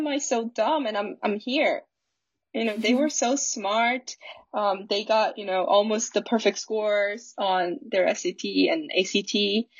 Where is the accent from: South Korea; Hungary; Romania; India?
South Korea; moved away as an adult; I was from Korea